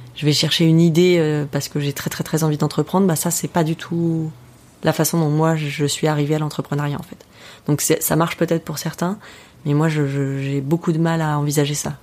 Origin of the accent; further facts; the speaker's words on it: France; en tant que Français